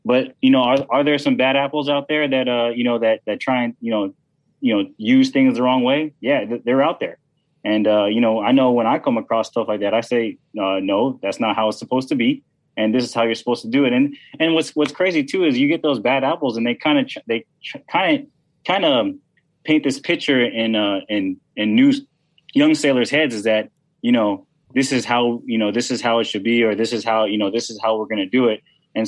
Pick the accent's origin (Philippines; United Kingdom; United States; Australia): Philippines; And people think that, I'm Filipino. Some people think I'm Spanish, some people think I'm mixed or whatever.